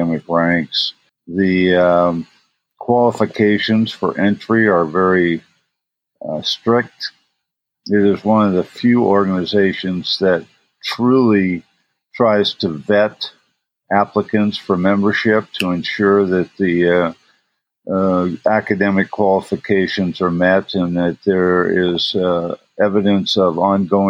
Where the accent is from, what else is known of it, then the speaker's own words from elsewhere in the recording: southeast Ohio, United States; moved away as an adult; also born or lived in Indiana / Durham, North Carolina / Dallas, Texas; now in Seattle, United States; I was born and raised in southeast Ohio, about 80 miles south of Pittsburgh, Pennsylvania. It's a small coal mining and steel mill town.